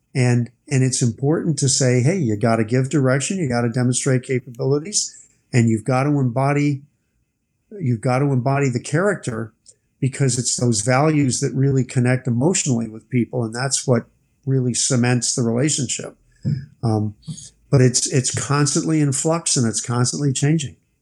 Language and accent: English; United States; I'm an American